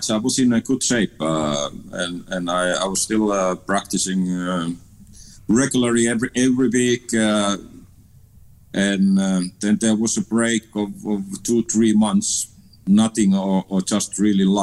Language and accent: English; Finland; moved away as an adult; also born or lived in Amsterdam, Netherlands / Liverpool, England; my hometown in, in Finland